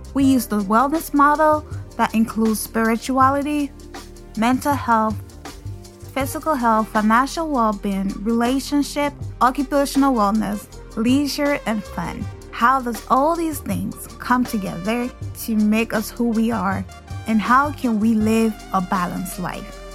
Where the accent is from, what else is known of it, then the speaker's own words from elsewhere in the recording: Liberia; now in United States; Growing up in Liberia